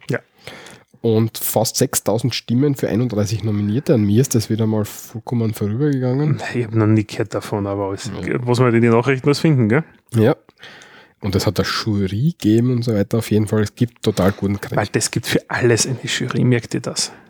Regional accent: Austria; was man bei uns in Österreich macht.

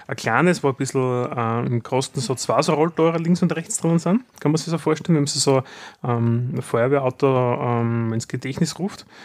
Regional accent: Austria; wir sind Österreicher

